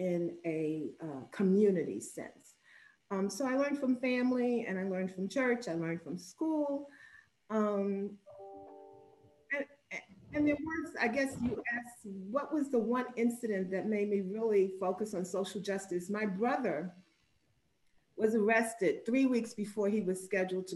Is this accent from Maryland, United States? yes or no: no; New York City, New York, United States; I'm a native New Yorker. I was born in Manhattan, stayed there for 3 days, and went to my home in the Bronx, where I was raised